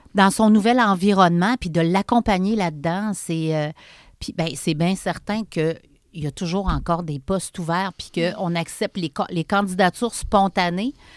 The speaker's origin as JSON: {"language": "French", "town": "Charny", "region": "Quebec", "country": "Canada", "tie": "born or raised there", "also_born_or_lived": "Montreal", "said": "je suis une fille de Charny, born and raised. Je suis née à Charny"}